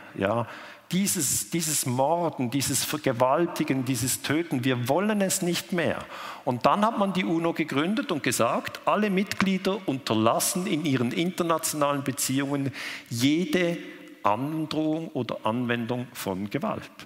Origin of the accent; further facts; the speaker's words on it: Switzerland; ich komme aus der Schweiz